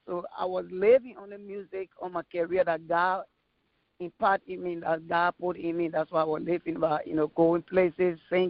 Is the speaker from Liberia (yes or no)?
yes; Liberia; English is a second language; now in United States; growing up in Liberia, there was a lot of challenges, to be honest, because the war was there and I was there. I didn't go nowhere. I was there until the war get over.